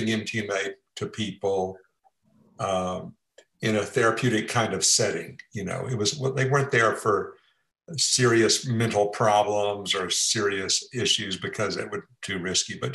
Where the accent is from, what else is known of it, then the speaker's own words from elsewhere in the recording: Port Arthur, Texas, United States; moved away as an adult; also born or lived in Bay Area, California; I grew up in Texas